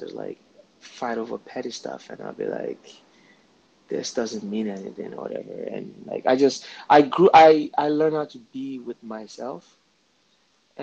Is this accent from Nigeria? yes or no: yes; Nigeria; I'm from Nigeria